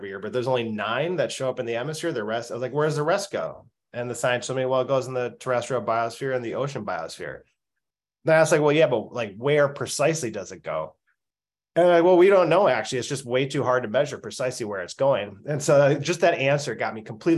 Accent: Minnesota, United States; I grew up in Minnesota

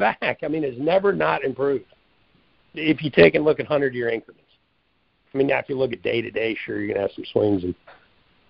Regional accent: Midwest, United States; I grew up in the Midwest

